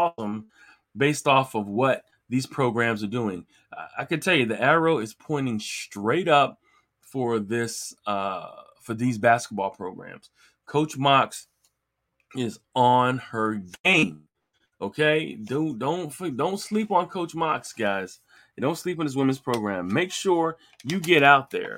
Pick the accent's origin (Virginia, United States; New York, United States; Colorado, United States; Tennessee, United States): Virginia, United States; Virginia Beach; That's where I'm from, or I'm from Virginia Beach